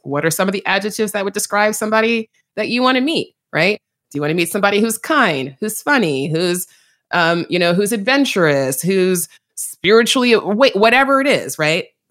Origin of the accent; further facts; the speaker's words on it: New York City, New York, United States; I'm a native New Yorker, you know, like, I was born in Manhattan, I was raised in the Bronx